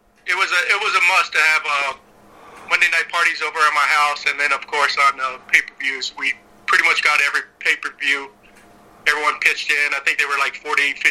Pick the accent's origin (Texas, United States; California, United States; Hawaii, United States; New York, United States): Texas, United States; Houston; I grew up in Houston